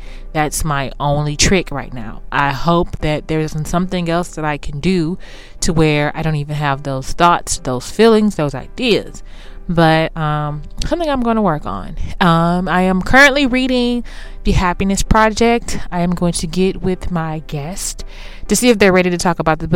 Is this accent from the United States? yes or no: yes; Houston, Texas, United States; moved away; I'm from Houston